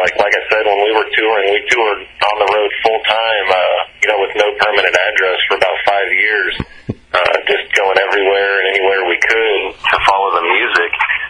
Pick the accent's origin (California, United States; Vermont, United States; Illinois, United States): California, United States; also born or lived in Seattle / North Carolina; originally I'm from Southern California, and I've moved all over the country, you know, growing up, and then lived in Seattle for a while. Family relocated to North Carolina.